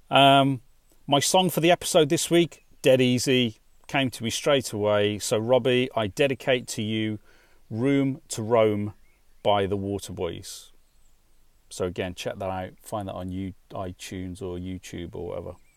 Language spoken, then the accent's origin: English; West Midlands, United Kingdom; I grew up in the West Midlands in, in the UK